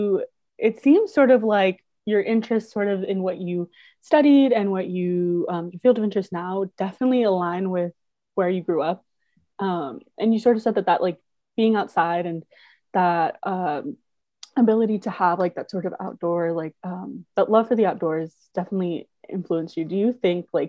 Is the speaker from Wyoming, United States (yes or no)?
no; Central Valley, California, United States; also born or lived in Florida; I grew up in the Central Valley